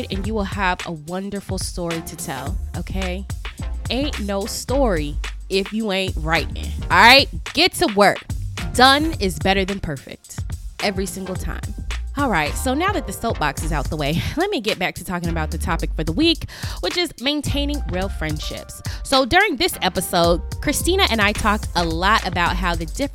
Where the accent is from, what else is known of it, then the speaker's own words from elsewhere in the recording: Las Vegas, Nevada, United States; I'm from Las Vegas, Nevada